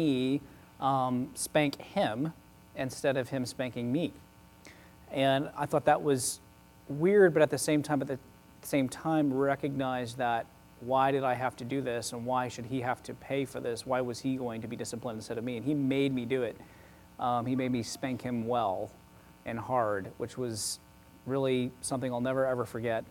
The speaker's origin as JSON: {"language": "English", "town": "Oklahoma City", "region": "Oklahoma", "country": "United States", "tie": "born or raised there", "moved": "yes", "said": "I grew up in Oklahoma City, Oklahoma"}